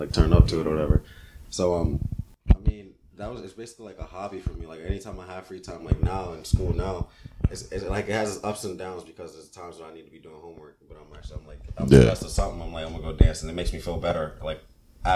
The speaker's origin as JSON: {"language": "English", "region": "Virginia", "country": "United States", "tie": "born or raised there", "also_born_or_lived": "Brooklyn, New York"}